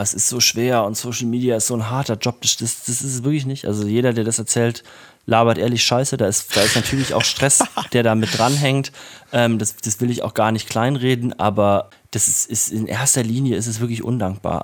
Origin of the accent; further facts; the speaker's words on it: Erfurt, Thuringia, Germany; now in Leipzig, Germany; Ich bin ja in Erfurt aufgewachsen